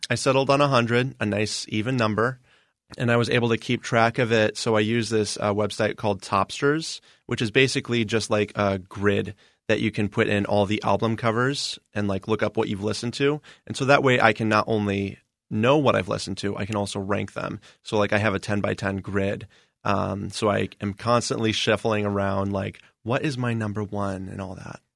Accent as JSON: {"language": "English", "region": "Indiana", "country": "United States", "moved": "yes", "lives_now": "Arizona, United States", "said": "I'm from Indiana technically"}